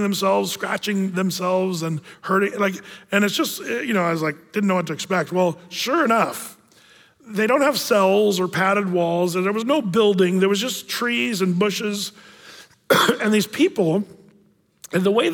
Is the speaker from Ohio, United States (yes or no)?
no; California, United States; I was born in California